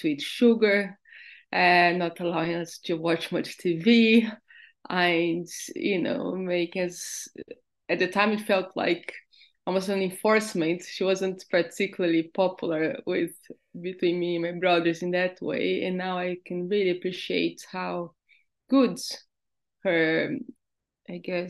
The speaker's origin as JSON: {"language": "English", "country": "Brazil", "tie": "born or raised there", "moved": "yes", "lives_now": "Devon, United Kingdom", "said": "I grew up in Brazil, in a very big city"}